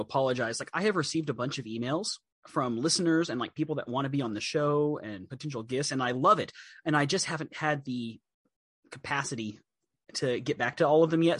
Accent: Texas, United States; also born or lived in Chicago; when you're growing up in Texas, when it snows, and everything stops, and you stay home, and your mom makes you hot chocolate

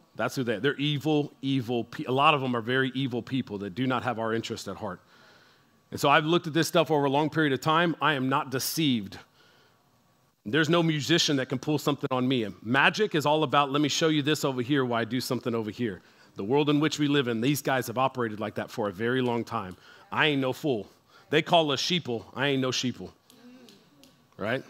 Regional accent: San Antonio, Texas, United States; we are from San Antonio

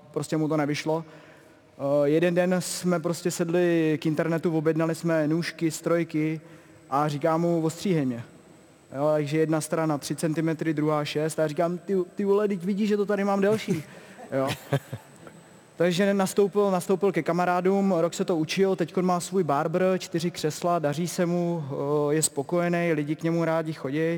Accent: Pardubice Region, Czechia; on brácha zjistil, když stříhal uh, vlastně kamarády po okolí, že jo, pocházíme z Chrudimska a k němu jezdili fotbalisti

